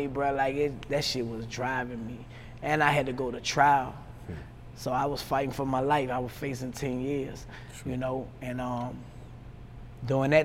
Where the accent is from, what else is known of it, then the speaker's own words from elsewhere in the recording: the South, United States; I'm from the South